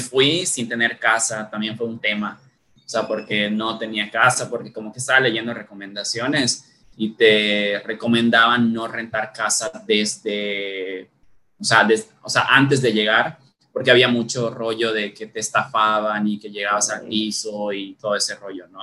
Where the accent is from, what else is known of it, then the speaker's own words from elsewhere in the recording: Valladolid, Yucatán, Mexico; also born or lived in Isla Mujeres, Quintana Roo / Spain; nos movimos desde que yo era bebé a, a Valladolid, ¿no? Y pues nada, prácticamente toda mi vida he crecido aquí